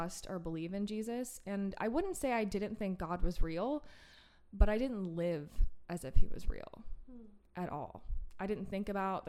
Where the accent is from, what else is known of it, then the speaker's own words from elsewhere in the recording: Steubenville, Ohio, United States; Franciscan University of Steubenville, which is, I mentioned before, is in my hometown